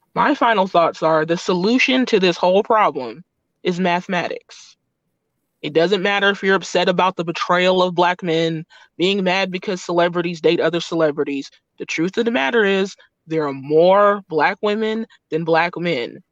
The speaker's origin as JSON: {"language": "English", "country": "United States", "said": "we're American, we have American passports"}